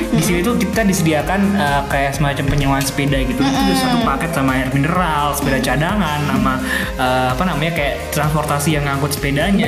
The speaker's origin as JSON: {"language": "Indonesian", "town": "Surakarta", "region": "Central Java", "country": "Indonesia", "said": "kita orang Solo"}